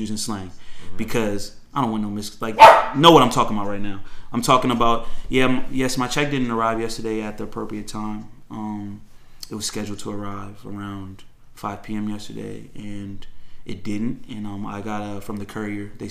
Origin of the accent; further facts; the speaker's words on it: Fairfax County, Virginia, United States; I grew up in Fairfax County.